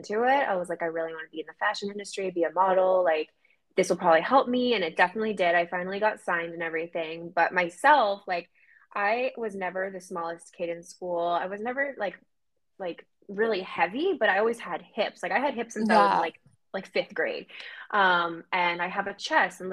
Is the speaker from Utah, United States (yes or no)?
no; Maine, United States; moved away as an adult; now in Boston, United States; then we moved to Maine and I was there for most of my life.